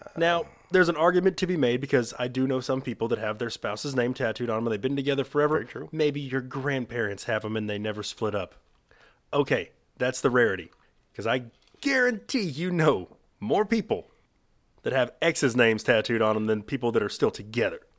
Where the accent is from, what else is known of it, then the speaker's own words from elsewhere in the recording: Texas, United States; we're from Texas